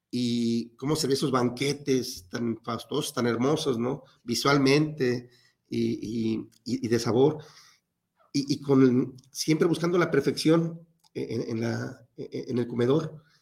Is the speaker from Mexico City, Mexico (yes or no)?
yes; Mexico City, Mexico; born there; now in Guadalajara, Mexico; Eh, no, yo nací en la Ciudad de México.